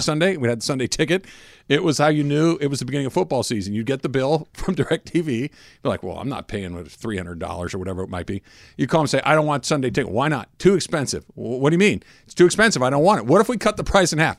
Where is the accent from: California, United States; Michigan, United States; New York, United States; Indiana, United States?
California, United States; Claremont or Arcadia, Southern; If you grow up in Claremont or Arcadia, like I did